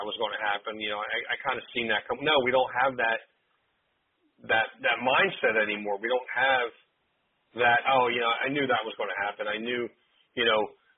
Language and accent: English; Clementon, New Jersey, United States; my hometown of Clementon